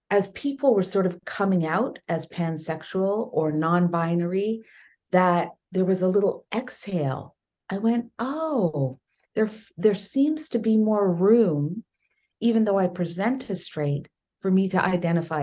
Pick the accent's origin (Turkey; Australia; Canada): Canada; growing up in Canada, you as a woman of color and as a child of immigrants